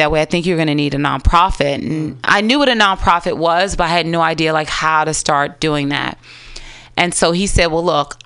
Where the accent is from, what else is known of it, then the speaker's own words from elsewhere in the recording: Washington, District of Columbia, United States; now in San Francisco, United States; I'm from D.C., Black through and through